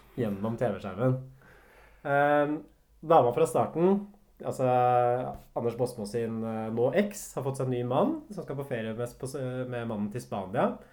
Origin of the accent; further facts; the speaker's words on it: Hamar, Innlandet, Norway; now in Oslo, Norway; jeg kommer fra Hamar også, og Hamar har et visst sånn rånemiljø